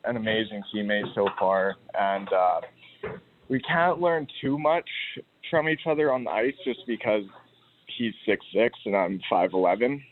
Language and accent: English; Grand Forks, British Columbia, Canada; I grew up in Grand Forks